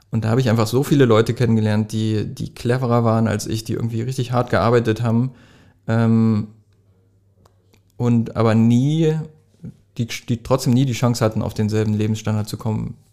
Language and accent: German; Jena, Thuringia, Germany; also ich komme nicht aus Wittenberg, ich bin in Jena geboren.